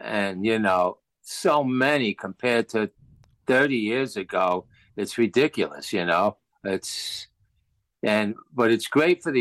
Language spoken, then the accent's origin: English; Passaic, New Jersey, United States; I grew up in Passaic, New Jersey, which is probably about 10 miles from New York City